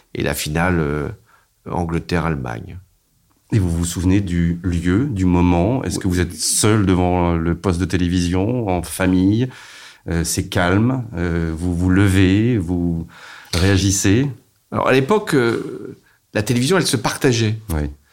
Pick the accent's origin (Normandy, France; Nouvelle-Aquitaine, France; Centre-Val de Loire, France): Normandy, France; Rouen; j'étais de Rouen